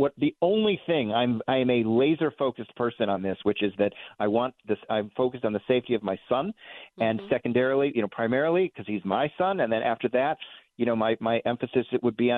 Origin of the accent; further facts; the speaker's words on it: Chicago, Illinois, United States; moved away as an adult; also born or lived in New York City; now in Westport, United States; I was born and raised in Chicago